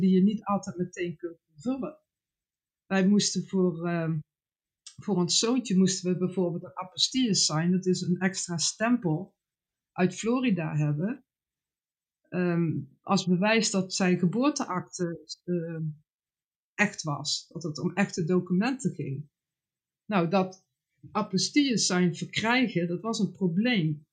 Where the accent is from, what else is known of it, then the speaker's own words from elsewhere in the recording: Netherlands; voor mij als Nederlander